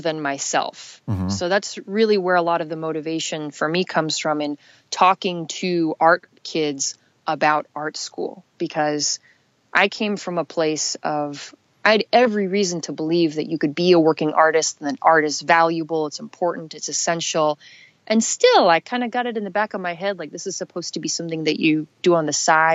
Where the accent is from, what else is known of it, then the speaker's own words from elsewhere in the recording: Los Angeles, California, United States; growing up in Los Angeles